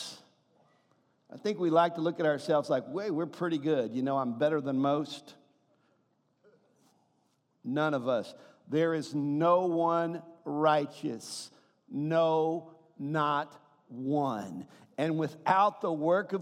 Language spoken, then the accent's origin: English; the South, United States; I'm from the South